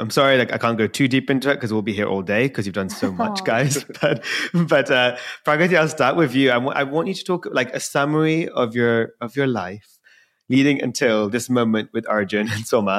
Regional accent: London, United Kingdom; I was born and raised in London

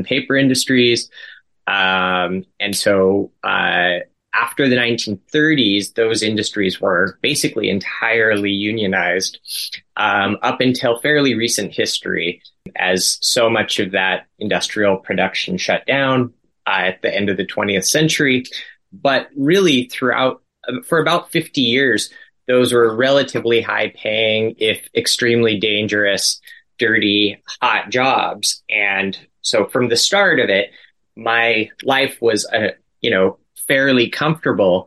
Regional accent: Aberdeen, Washington, United States; moved away as an adult; now in Tacoma, United States; I grew up in Aberdeen

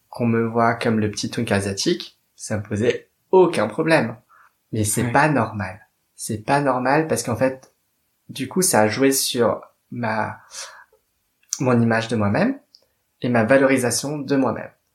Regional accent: Paris, Île-de-France, France; je suis née à Paris. Euh, très exactement dans le 13e arrondissement pour ne pas être absolument pas cliché. et donc j'ai vécu à peu près toute ma vie à Paris et en banlieue

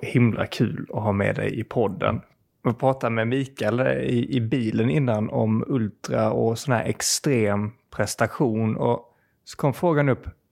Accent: Sweden; som svensk

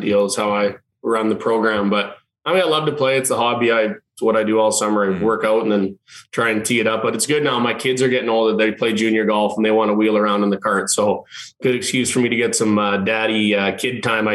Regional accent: Saskatchewan, Canada; now in Calgary, Canada; I'm from Saskatchewan. I moved here

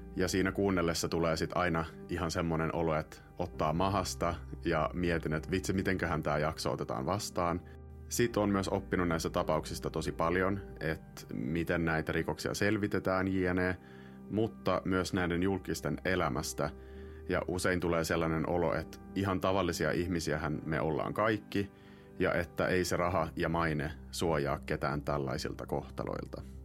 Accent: Finland; first language Finnish; moved away as an adult; oon nyt kahdeksan vuotta asunut pois Suomesta

